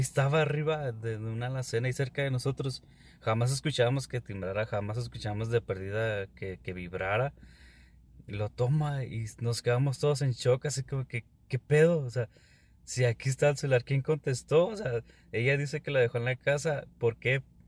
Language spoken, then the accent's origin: Spanish; Ciudad Juárez, Chihuahua, Mexico; soy de Ciudad Juárez